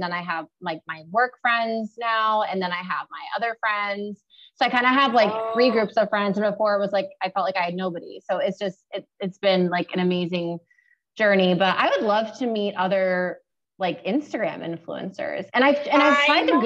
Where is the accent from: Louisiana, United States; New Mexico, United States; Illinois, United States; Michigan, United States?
Michigan, United States; Romeo; moved away; also born or lived in California; I grew up in Romeo, moved to California